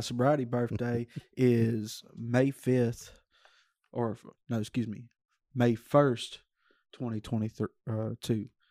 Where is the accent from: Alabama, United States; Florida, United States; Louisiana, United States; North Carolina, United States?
Louisiana, United States; Stonewall; I grew up Stonewall, uh, about fifteen, twenty minutes south of Shreveport